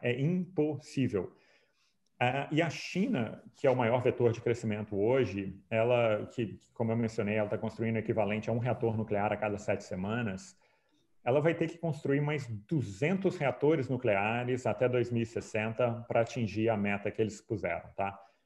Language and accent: Portuguese; Brazil; eu sou brasileiro, claro, mas como economista austríaco